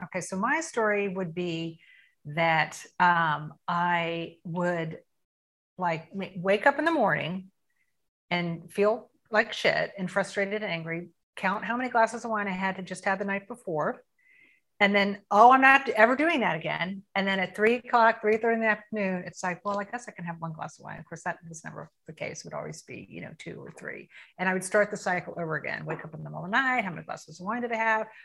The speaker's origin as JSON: {"language": "English", "town": "Tampa", "region": "Florida", "country": "United States", "tie": "born or raised there", "said": "I am 57 years old and I'm from Tampa, Florida. I've lived in Tampa almost my whole life."}